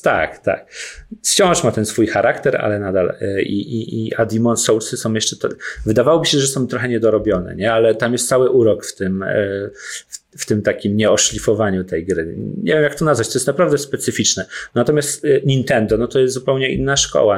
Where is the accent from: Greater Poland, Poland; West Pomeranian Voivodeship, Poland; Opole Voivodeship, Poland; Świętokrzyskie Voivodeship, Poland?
Świętokrzyskie Voivodeship, Poland; Włoszczowa; moved away; jestem z Włoszczowy, bardzo lubię tam wracać